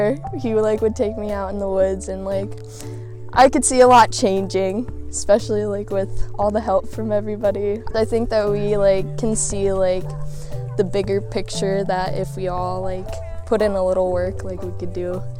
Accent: Nanticoke, Pennsylvania, United States; I'm from Nanticoke, Pennsylvania

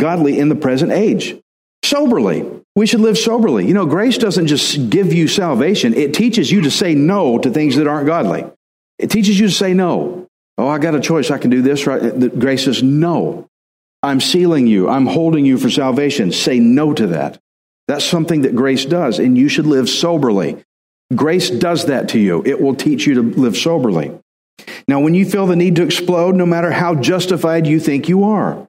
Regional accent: Texas, United States; I'm Texan

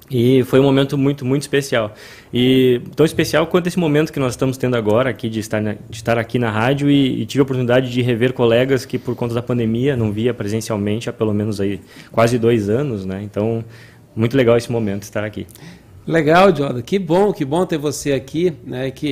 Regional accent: Pedro Osório, Rio Grande do Sul, Brazil; eu sou natural aqui do Rio Grande do Sul, na cidade de Pedro Osório, cidade bem, bem pequena no interior do Rio Grande do Sul.

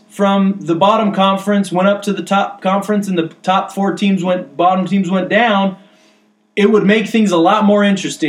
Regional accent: United States; we're Americans

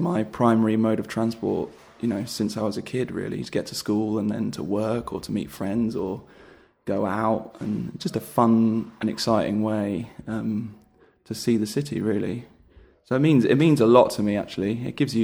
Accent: London, United Kingdom; I am a Londoner

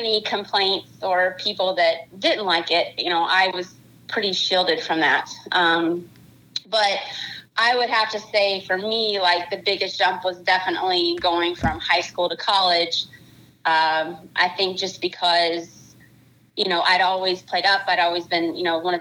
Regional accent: Kentucky, United States; I born and raised in Kentucky

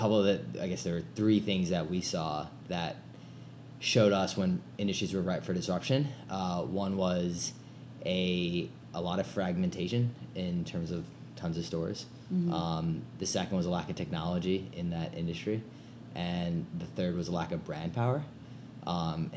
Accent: Chicago, Illinois, United States; also born or lived in New York / London / South Africa / West Coast; I'm from Chicago area. Grew up around here

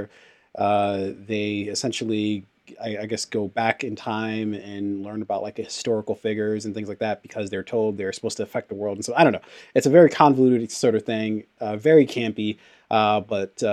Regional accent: Nigeria; a fellow Nigerian

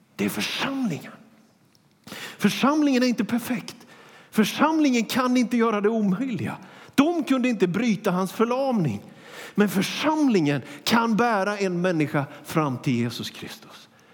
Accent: Småland, Sweden; now in Västerås, Sweden; jag är ju smålänning

